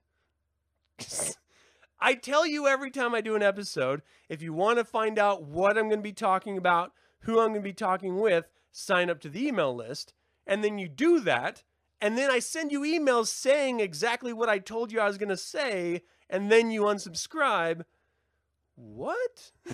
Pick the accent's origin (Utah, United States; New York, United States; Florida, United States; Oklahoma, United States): Utah, United States; I grew up in Utah